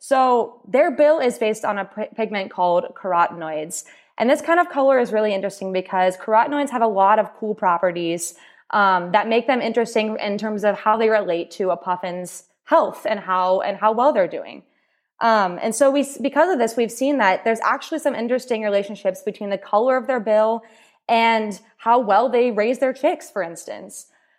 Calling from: St. John's, Newfoundland and Labrador, Canada; I'm joining from St. John's, Newfoundland

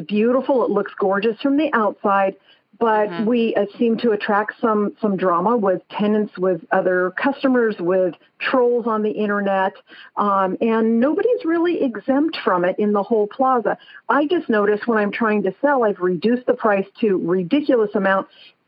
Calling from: San Andreas, California, United States; Oh, I am from San Andreas, California.

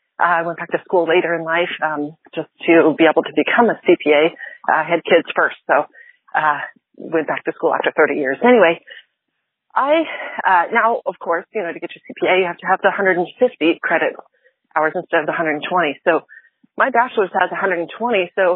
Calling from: Nixa, Missouri, United States; I'm calling from Nixon, Missouri.

